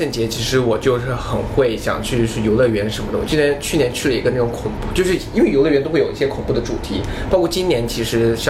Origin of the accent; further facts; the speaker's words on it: China; moved away; 因为我小时候在国内过过圣诞节